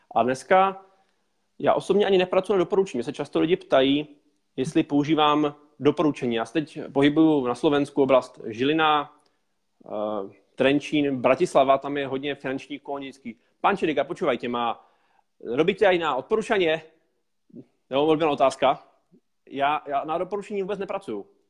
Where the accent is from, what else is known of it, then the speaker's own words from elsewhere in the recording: Moravia, Czechia; also born or lived in Prague; Já jsem se tam narodil a celý život jsem šel na Moravě